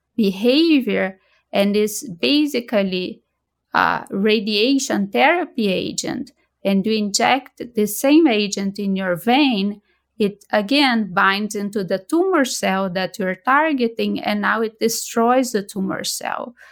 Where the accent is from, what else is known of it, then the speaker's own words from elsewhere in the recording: Brazil; moved away as an adult; also born or lived in Boston; now in United States; I'm originally from Brazil and, uh, I trained previously in Brazil